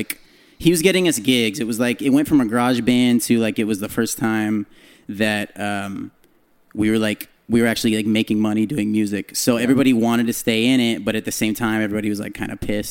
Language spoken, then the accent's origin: English; San Jose, California, United States; I'm from the Bay. I'm from San Jose